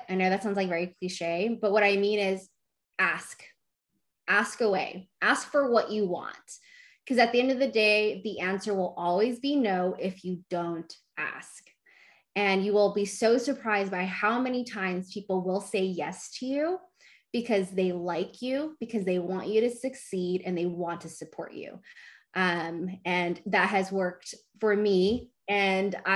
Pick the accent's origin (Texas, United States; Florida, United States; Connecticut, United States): Texas, United States; Dallas; I've been born and raised in Dallas